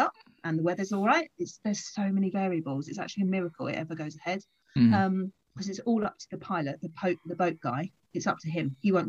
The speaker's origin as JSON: {"language": "English", "town": "Folkestone", "region": "South East England", "country": "United Kingdom", "tie": "born or raised there", "said": "I'm back where I grew up in Folkestone"}